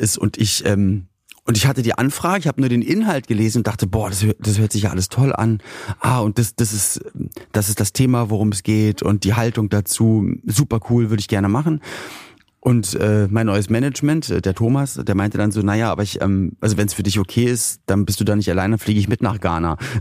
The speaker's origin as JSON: {"language": "German", "region": "Berlin", "country": "Germany", "said": "Ich komme ja aus, aus Berlin-Spandau"}